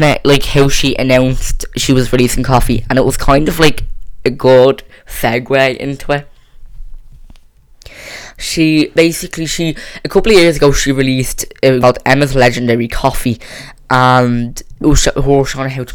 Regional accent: Ireland; I'm not English, so I don't really have a say. I'm Irish

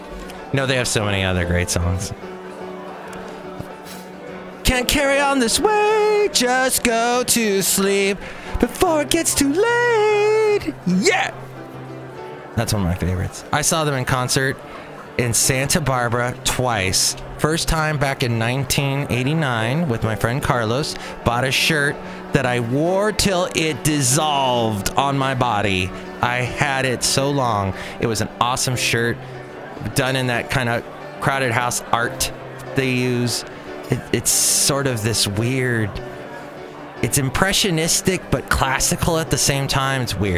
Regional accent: New Zealand; now in United States; Oh, I'm from New Zealand. We don't have gophers.

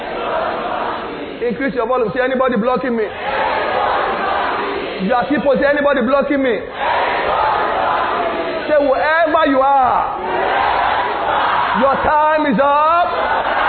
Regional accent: Lagos, Nigeria; I'm from Nigeria. They said, where in Nigeria? I said, I'm from Lagos. Where in Lagos? I said, I'm from Ikotun.

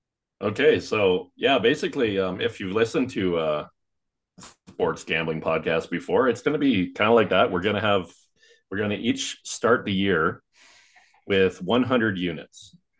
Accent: Canada; I'm from Canada

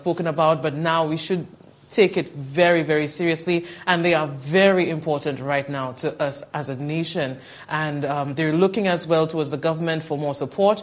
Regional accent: Vieux Fort, St. Lucia; I'm from Viewfort

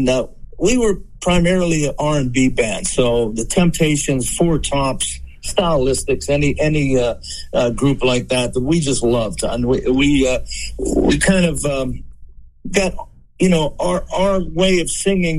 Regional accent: Aliquippa, Pennsylvania, United States; my hometown here of Aliquippa, Pennsylvania.

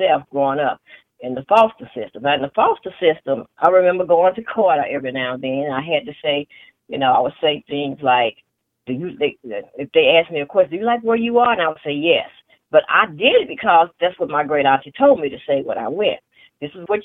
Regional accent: Tulsa, Oklahoma, United States; now in Oklahoma City, United States; that's where I was born and raised, on Black Wall Street in Tulsa, Oklahoma

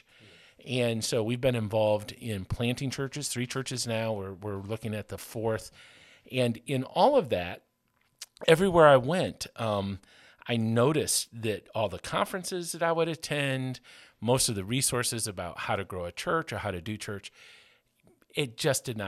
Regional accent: Lansing, Michigan, United States; moved away as an adult; now in Lamont, United States; I was born in Lansing, Michigan, a big city.

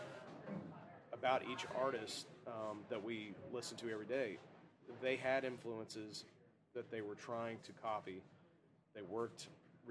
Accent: Fort Smith, Arkansas, United States; The drummer and I grew up together in Fort Smith, Arkansas.

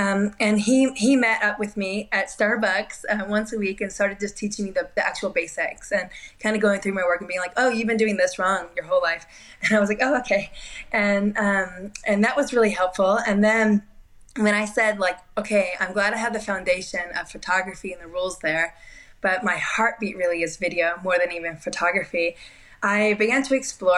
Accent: Spain; also born or lived in Portugal / Japan / Peru; I grew up in Spain. I lived some time in Portugal. As a baby, I lived in Japan.

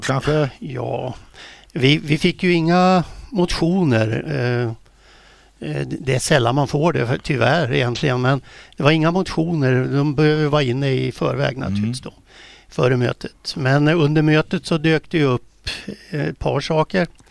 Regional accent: Västerås, Västmanland, Sweden; moved away; Jag är ju från Västerås från början. Det hörs väl på dialekten

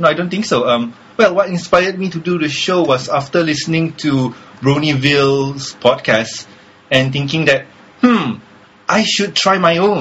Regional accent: Malaysia

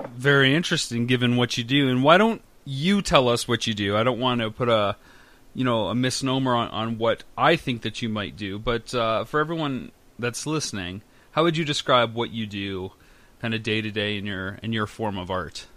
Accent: London, Ontario, Canada; moved away; I'm from London as well.

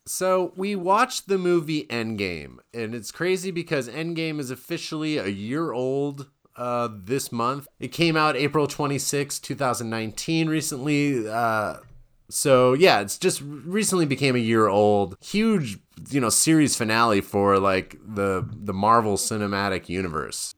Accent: Wisconsin, United States; moved away; I grew up in Wisconsin

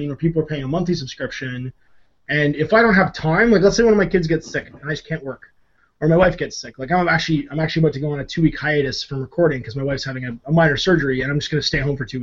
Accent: Canada; I'm Canadian

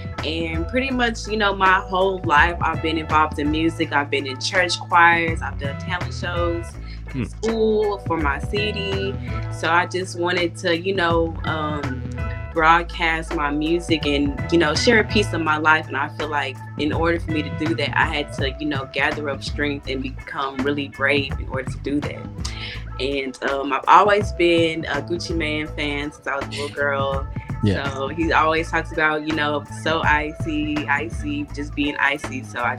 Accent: Dallas, Texas, United States; also born or lived in Indiana; I was born in Indiana. I was raised in Dallas. I'm 25 years old.

